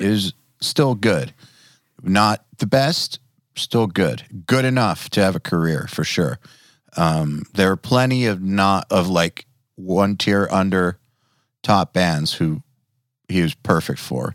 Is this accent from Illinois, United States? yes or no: no; Atlanta, Georgia, United States; I'm from Atlanta